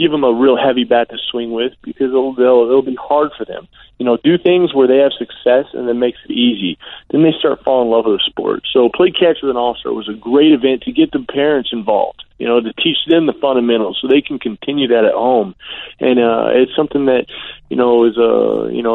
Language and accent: English; Arizona, United States; I grew up in Arizona